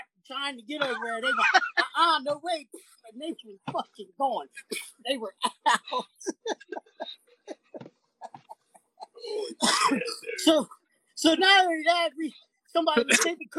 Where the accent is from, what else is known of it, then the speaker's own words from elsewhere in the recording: Virginia, United States; also born or lived in St. Bernard Parish, Louisiana; I'm from Virginia